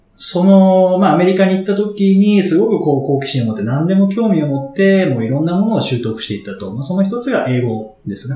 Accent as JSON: {"language": "Japanese", "region": "Kanto", "country": "Japan", "tie": "born or raised there", "said": "僕も関東出身なので"}